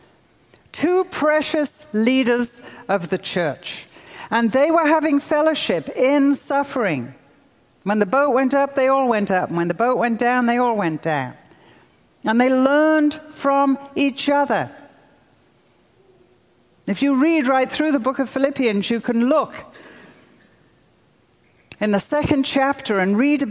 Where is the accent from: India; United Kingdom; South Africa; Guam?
United Kingdom; I'm European. I'm British.